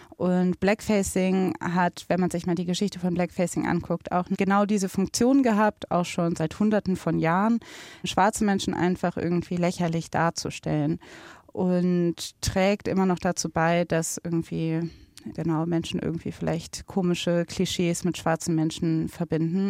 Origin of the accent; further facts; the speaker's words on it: Germany; ich bin in Deutschland geboren, ich bin in Deutschland aufgewachsen